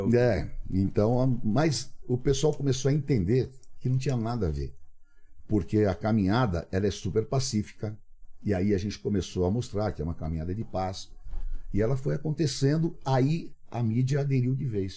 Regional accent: São Paulo, Brazil; Cambuci, aquela, aquela ali era a minha área. Estudei ali no Cambuci, no grupo escolar professor Gomes Cardim

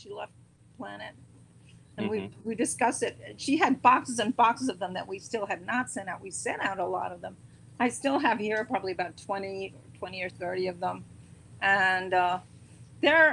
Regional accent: New York, United States; also born or lived in London; I'm a New Yorker

